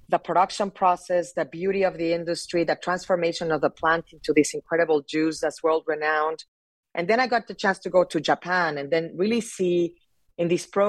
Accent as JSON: {"language": "English", "country": "Mexico", "tie": "born or raised there", "said": "I fell in love with that tequila category growing up in Mexico and was selected by the Japanese government to represent Mexico in a program in Japan in my early 20s."}